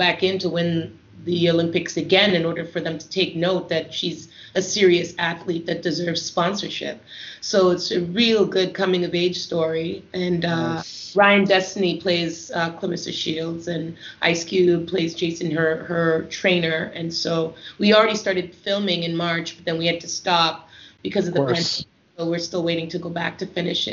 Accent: Canada; coming from a Caribbean home and being Canadian

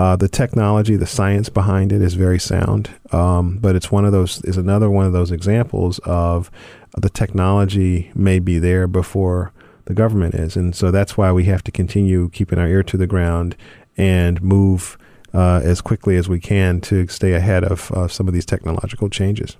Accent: Charlotte, North Carolina, United States; growing up in Charlotte

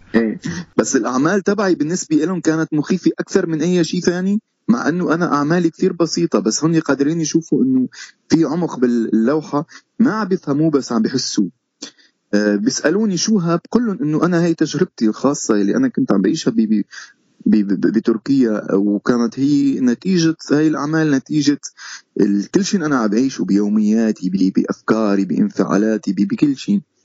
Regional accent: Syria; moved away as an adult; also born or lived in Istanbul, Turkey; now in Canada; تبعنا كسوريين

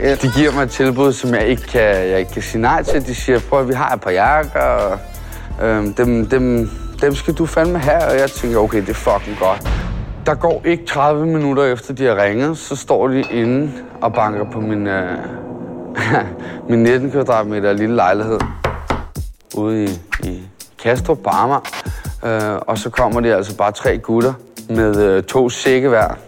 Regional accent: Amager, Capital Region of Denmark, Denmark; Jeg er, jeg er fra Amager. Jeg er Danmarks dårligste kriminelle.

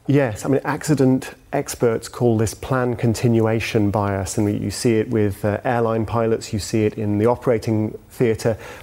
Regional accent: United Kingdom; as a Brit

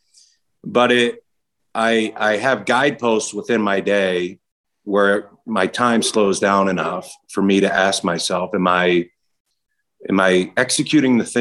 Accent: Baltimore, Maryland, United States; a young, scrawny kid growing up in Baltimore

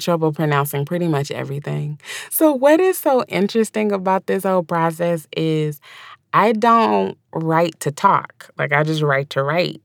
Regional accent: the South, United States; accent: drawl; I was born and raised in the South.

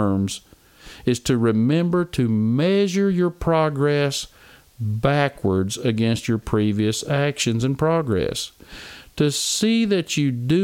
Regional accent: Oklahoma, United States; I'm from Oklahoma

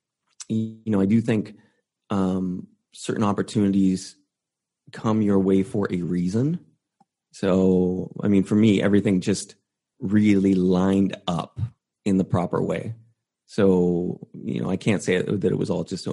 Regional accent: Canada; moved away; I was originally going to school in Vancouver because I'm from Canada originally.

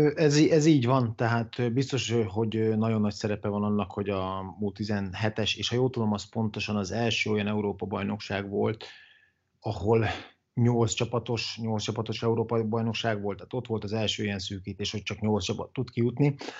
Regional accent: Dabas, Pest, Hungary; also born or lived in Italy; én ugye vidéki vagyok, dabasi vagyok, és ilyenkor dabason töltöm

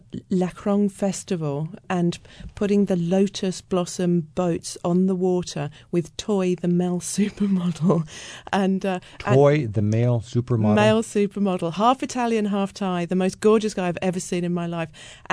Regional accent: United Kingdom; I mean, I'm British, so it was slightly different

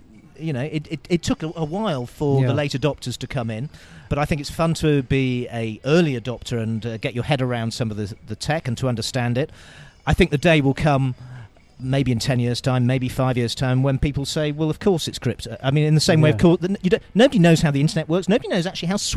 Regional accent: United Kingdom; now in Bulgaria; I'm British

